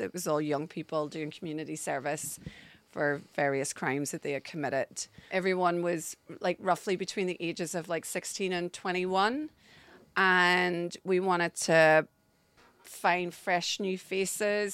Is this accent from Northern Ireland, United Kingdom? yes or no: yes; Derry, Northern Ireland, United Kingdom; accent: Northern Irish; moved away as an adult; now in London, United Kingdom; I grew up in Northern Ireland.